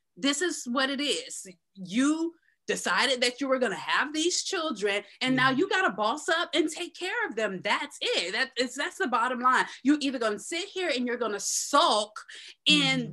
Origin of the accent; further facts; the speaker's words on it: Tampa, Florida, United States; also born or lived in Tallahassee; now in Central Florida, United States; I was born and raised in Tampa